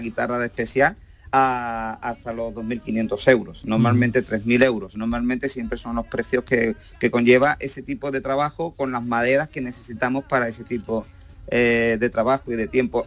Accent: Camas, Andalusia, Spain; Yo soy originalmente de Camas, un pueblecito de Sevilla

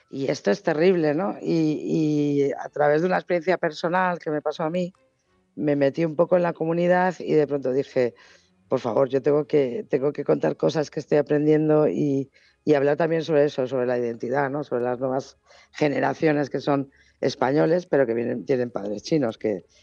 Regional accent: Argentina; en Argentina somos todos gallegos

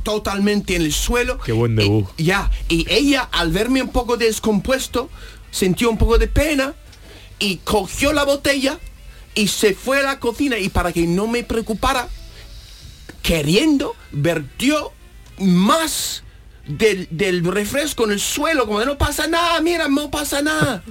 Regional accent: United States; Spanish is a second language; moved away as an adult; now in Spain; soy un americano

